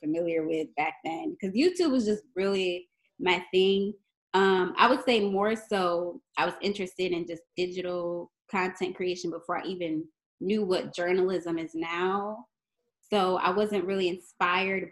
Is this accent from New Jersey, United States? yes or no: no; Niagara Falls, New York, United States; I was in this after-school program in my hometown, Niagara Falls, New York